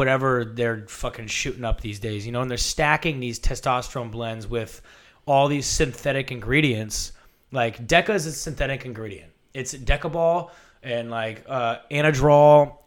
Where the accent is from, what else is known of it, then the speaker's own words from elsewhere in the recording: San Francisco, California, United States; also born or lived in Oregon; I grew up in San Francisco